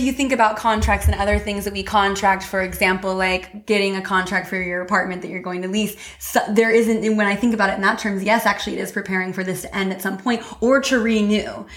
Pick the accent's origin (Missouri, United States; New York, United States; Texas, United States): Missouri, United States; I grew up in Missouri Midwest